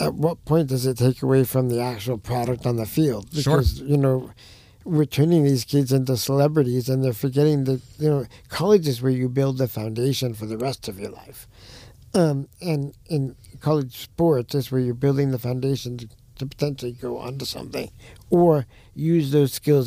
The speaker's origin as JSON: {"language": "English", "region": "New York", "country": "United States", "moved": "yes", "said": "I'm from New York."}